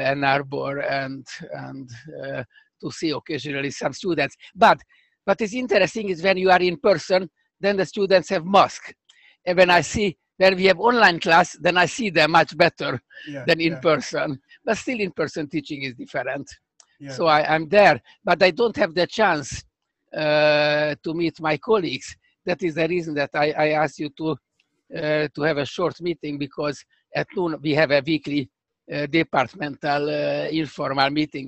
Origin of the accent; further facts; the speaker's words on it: Budapest, Hungary; accent: Hungarian; English is a second language; moved away as an adult; now in United States; I grew up in Budapest, actually, in the Pest side